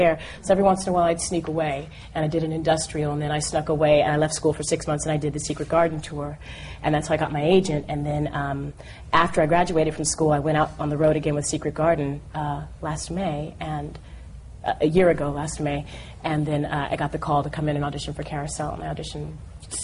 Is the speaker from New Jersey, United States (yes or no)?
no; New York City, New York, United States; I grew up in New York City